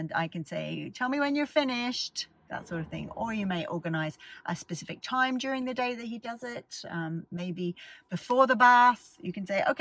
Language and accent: English; Australia; I grew up in Australia.